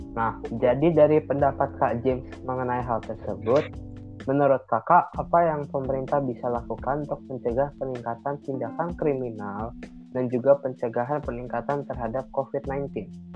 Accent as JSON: {"language": "Indonesian", "region": "Jakarta", "country": "Indonesia", "tie": "born or raised there", "said": "daerah kelahiran saya, yaitu Jakarta"}